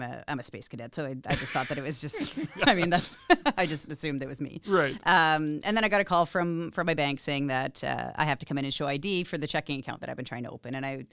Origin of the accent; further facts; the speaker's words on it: Vancouver Island, British Columbia, Canada; now in Regina, Canada; I'm originally from Vancouver Island.